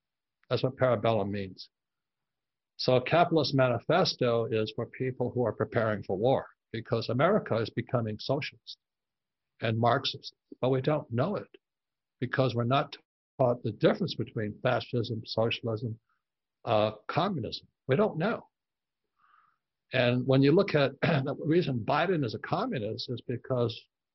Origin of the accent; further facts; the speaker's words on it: Hawaii, United States; moved away; I grew up in Hawaii, I'm fourth generation Japanese American